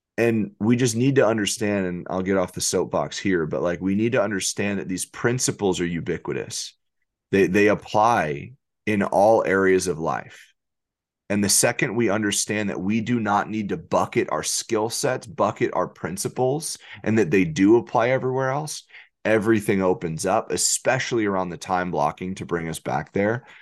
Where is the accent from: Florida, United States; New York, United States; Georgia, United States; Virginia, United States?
New York, United States; I'm from New York.